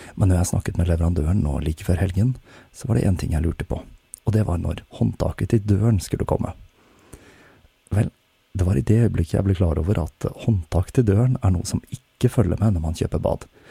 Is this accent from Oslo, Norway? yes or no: yes; Oslo, Norway; jeg har flyttet tilbake til min hjemby Oslo